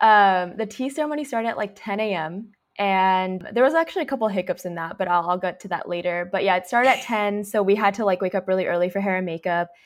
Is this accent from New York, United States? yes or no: no; Orange County, California, United States; I grew up in the Orange County